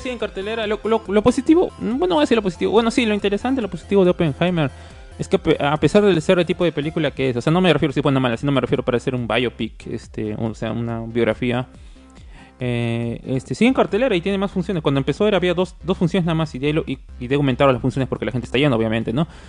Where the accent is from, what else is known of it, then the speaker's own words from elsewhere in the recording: Peru; como somos peruanos